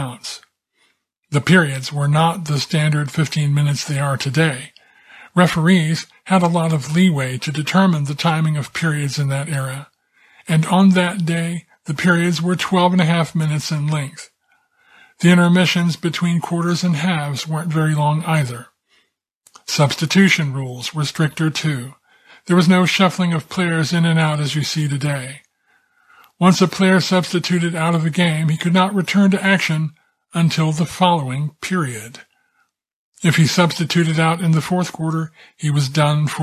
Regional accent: Dayton, Ohio, United States; When I was a kid, growing up near Dayton, Ohio in the 1960s

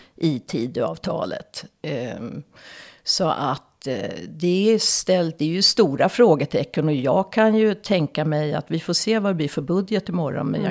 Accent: Stockholm, Stockholm County, Sweden; moved away as an adult; now in Dalarna, Sweden; Jag är som ni hör uppvuxen i Stockholm, Stockholms södra förorter. Men jag har bott i över 30 ja, cirka 30-35 år i Dalarna. Eh, men det hörs inte på min dialekt.

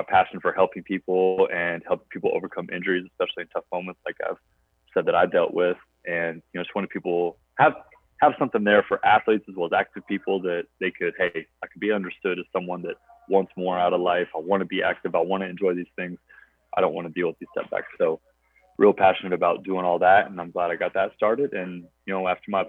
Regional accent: Roseburg, Oregon, United States; also born or lived in Beaverton, Oregon; I was born in Roseburg and then moved on up to Beaverton, entering middle school

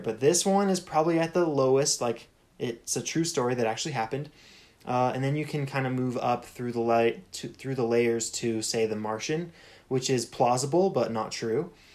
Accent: United States; I grew up in America

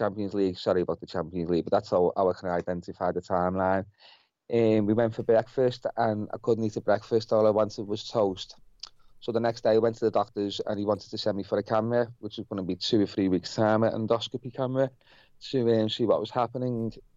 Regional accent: Liverpool, North West England, United Kingdom; I'm from Heighton in Liverpool

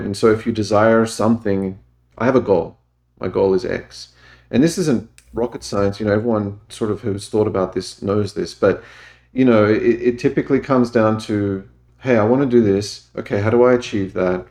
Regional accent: Australia; moved away as an adult; I grew up in Australia.

